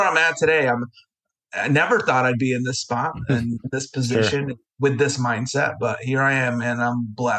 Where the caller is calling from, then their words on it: Vestal, New York, United States; I am in Vestal, New York, okay. Little town outside of Binghamton, New York.